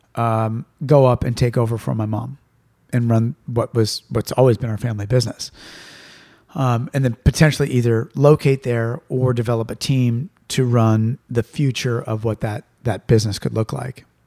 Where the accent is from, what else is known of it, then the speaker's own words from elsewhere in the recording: Santa Rosa, California, United States; my hometown and, and, and a lot of the neighborhoods that I grew up